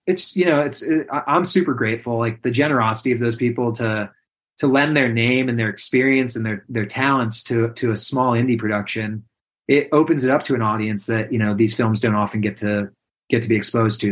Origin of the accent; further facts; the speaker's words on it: Western New York, United States; also born or lived in Adirondacks, United States; now in Catskills, United States; I grew up in Western New York, but my parents were children's camp directors, so I really spent a lot of my time in the Adirondacks